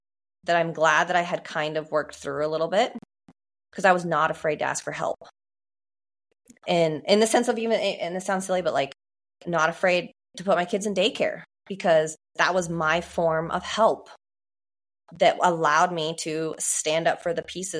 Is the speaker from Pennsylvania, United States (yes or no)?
no; Oregon, United States; I'm also from Oregon